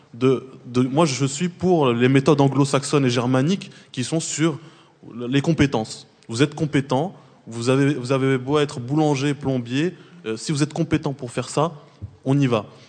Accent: Trappes, Île-de-France, France; je viens de Trappe, qui a 50 ans en Yvelines

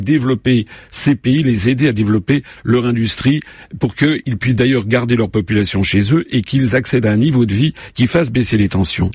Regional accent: France; je suis un Français comme les autres

